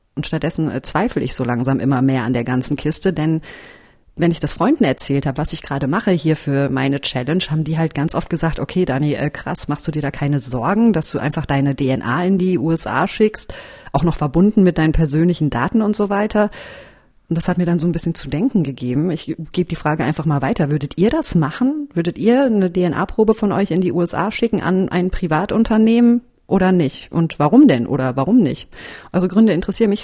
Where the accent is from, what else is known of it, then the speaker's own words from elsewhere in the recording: village in North Rhine-Westphalia, Germany; Dorf, Nordrhein-Westfalen. Meine Familie väterlicherseits ist aus Münster. Mütterlicherseits ist es so, dass mein Opa aus der Region stammt, wo ich jetzt auch herkomme, aus dem kleinen Dorf